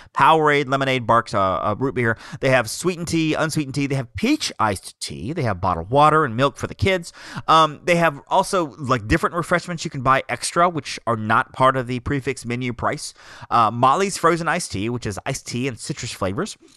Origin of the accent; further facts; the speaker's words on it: Alabama, United States; I come from Alabama